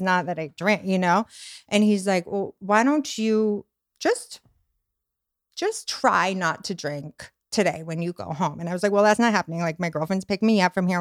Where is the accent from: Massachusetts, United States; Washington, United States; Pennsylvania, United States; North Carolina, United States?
Massachusetts, United States; Boston; moved away as an adult; also born or lived in Venice Beach, Los Angeles; now in Los Angeles, United States; I'm Irish Italian from Boston.